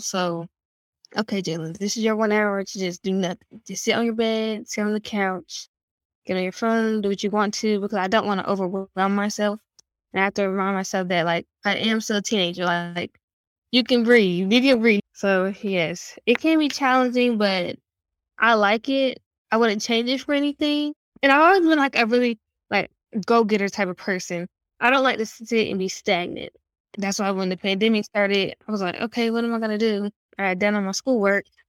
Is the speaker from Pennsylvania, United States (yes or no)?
no; Raleigh, North Carolina, United States; I'm from Raleigh, North Carolina. I like to say that a city-born country kid.